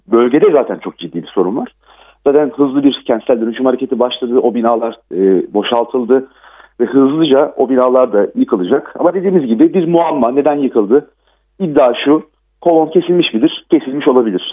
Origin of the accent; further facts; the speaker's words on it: Gölcük, Kocaeli, Turkey; ben değirmen dereliyim, Gölcüklüyüm. Depremin merkezi benim memleketim.